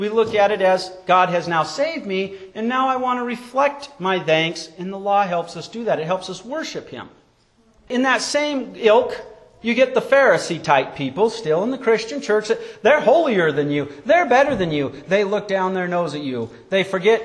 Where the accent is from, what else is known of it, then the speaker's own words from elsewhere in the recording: Wyoming, United States; When I was a child growing up in Wyoming